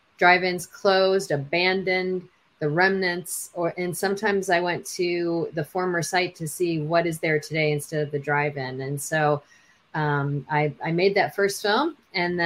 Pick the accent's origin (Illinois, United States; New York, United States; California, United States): Illinois, United States; Chicago; now in Los Angeles, United States; I'm from Chicago, but I'm based in Los Angeles now